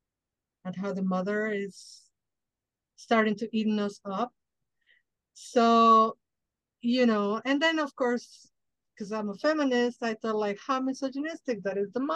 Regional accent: Mexico; now in United States; I didn't grow up in the United States. I grew up in Mexico

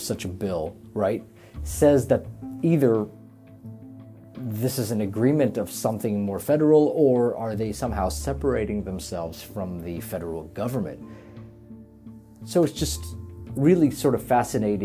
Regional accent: Lebanon; moved away; I'm originally from Lebanon, and I have a lot of family there

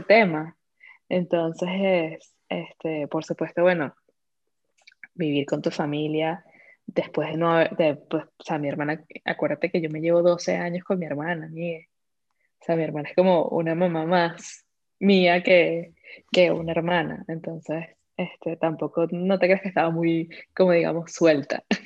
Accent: Venezuela; also born or lived in Vietnam / Iceland; now in Madrid, Spain; llegamos hablando como dos buenas venezolanas con nuestro marica en la boca

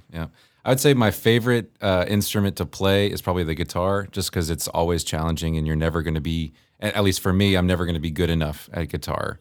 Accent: Northern Virginia, United States; moved away as an adult; now in Campbell, Missouri, United States; I was, uh, born and raised in Virginia

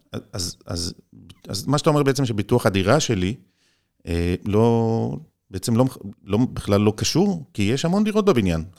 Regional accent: Israel; אני ישראלי

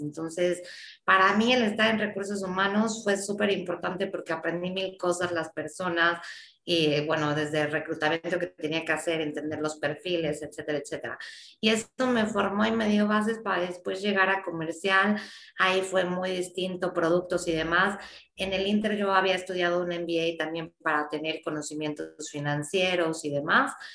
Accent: Mexico; mi país

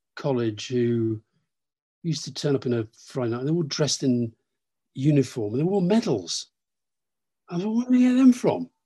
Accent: Keighley, Yorkshire and the Humber, United Kingdom; Keighley, where I was born. I wasn't from a very political background. My parents weren't that political. They were interested in politics, but they weren't political activists. But growing up in Keighley

